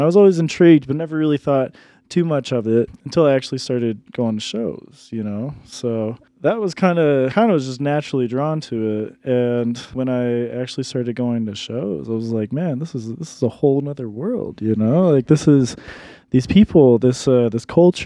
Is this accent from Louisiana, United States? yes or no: no; Dallas, Texas, United States; moved away as an adult; also born or lived in New York / Colorado Springs, Colorado; now in Denver, United States; I'm originally from New York, but I grew up mostly down in Dallas, Texas